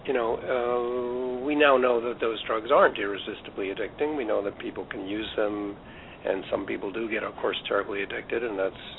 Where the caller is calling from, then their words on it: Vancouver, British Columbia, Canada; Yes, I'm calling from Vancouver, British Columbia.